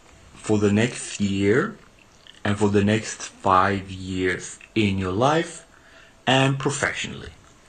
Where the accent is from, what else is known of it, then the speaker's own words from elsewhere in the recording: Uzbekistan; Yes, I'm from Uzbekistan, as you can tell by my name.